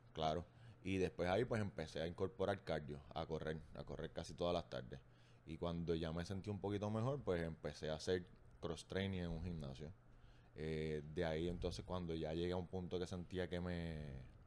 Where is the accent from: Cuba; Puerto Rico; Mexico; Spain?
Puerto Rico; Arecibo; moved away as an adult; now in Bayamón, Puerto Rico; soy de Arecibo, llegué a Bayamón por trabajo